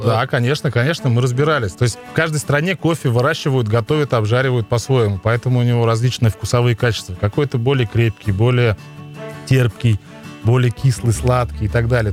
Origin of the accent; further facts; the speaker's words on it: Leninogorsk, Tatarstan, Russia; moved away as an adult; also born or lived in Almetyevsk; now in Kazan, Russia; Я сам а, родом с Лениногорска